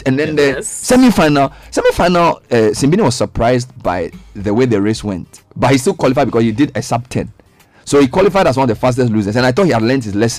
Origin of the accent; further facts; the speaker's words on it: Ghana; when I was doing my MBA, I always let them know that I'm from Ghana